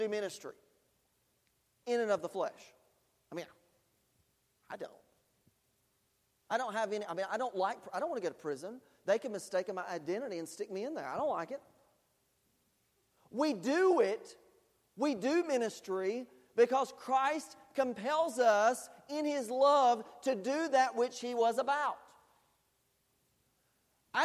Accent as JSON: {"language": "English", "country": "United States", "said": "as an American and as someone who has people who have served in the military and in my family"}